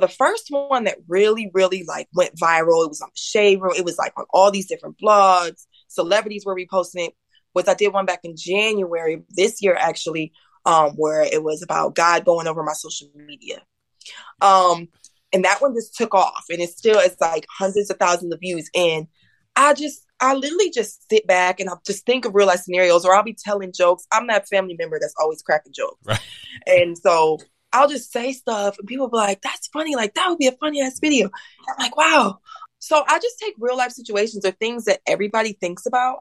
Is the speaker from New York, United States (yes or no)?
no; Toledo, Ohio, United States; also born or lived in Detroit, Michigan; So I'm from Detroit, Michigan, but I grew up in Ohio, Toledo, Ohio